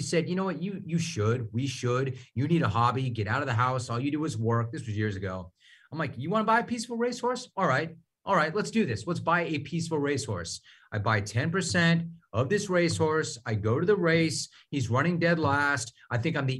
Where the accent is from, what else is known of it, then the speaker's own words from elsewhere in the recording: Southern California, United States; I'm from Southern California